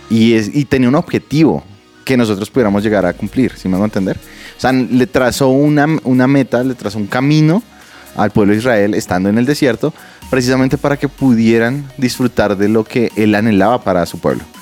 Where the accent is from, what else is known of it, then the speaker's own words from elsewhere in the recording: Bogotá, Colombia; soy, soy cachaco a la carachas. Vengo de Bogotá.